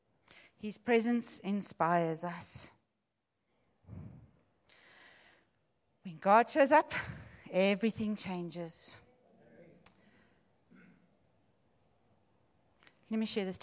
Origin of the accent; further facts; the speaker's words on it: Witbank, Mpumalanga, South Africa; moved away; also born or lived in Benoni; We're actually from Witbank, and we moved up to Benoni.